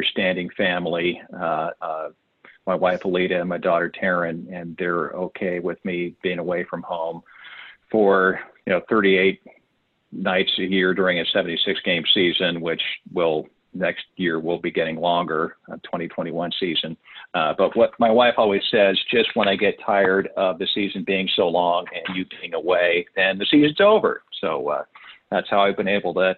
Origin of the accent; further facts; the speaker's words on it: Santa Barbara, California, United States; moved away as an adult; now in Seattle, United States; I grew up in Southern California in Santa Barbara